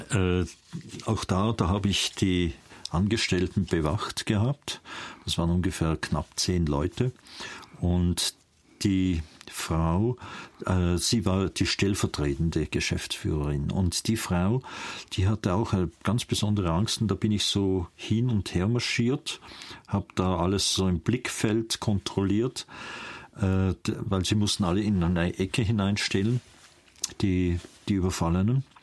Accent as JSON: {"language": "German", "region": "Vienna", "country": "Austria", "said": "Aufgrund meiner Sprache merken Sie, dass ich keinen Schweizer Akzent habe, sondern ich bin in Wien geboren. Und ich bin ein Wiener, meine Eltern sind auch Wiener."}